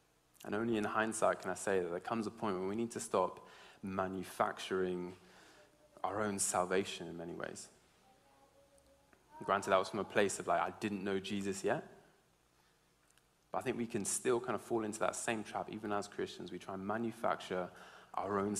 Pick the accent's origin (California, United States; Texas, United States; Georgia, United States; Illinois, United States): Georgia, United States; also born or lived in England; now in United Kingdom; I grew up in America, in Georgia, in the South